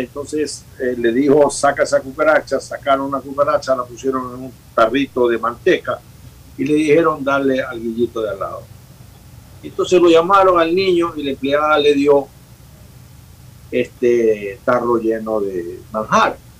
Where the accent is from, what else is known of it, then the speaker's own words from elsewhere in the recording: Bahía de Caráquez, Manabí, Ecuador; moved away; la ciudad donde yo nací, que la acabo de visitar, en Valle de Caracas